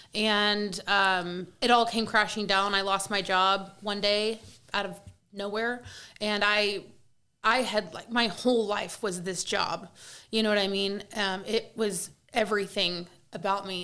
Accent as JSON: {"language": "English", "town": "Kansas City", "country": "United States", "said": "I'm from Kansas City"}